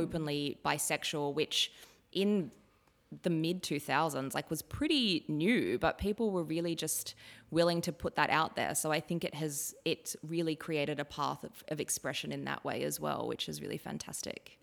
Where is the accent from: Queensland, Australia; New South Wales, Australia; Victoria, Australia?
New South Wales, Australia; Ballina; moved away; I grew up in Ballina, which is really close to Byron Bay